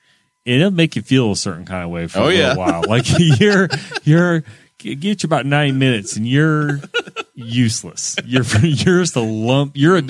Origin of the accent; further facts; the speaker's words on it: United States; I'm an American.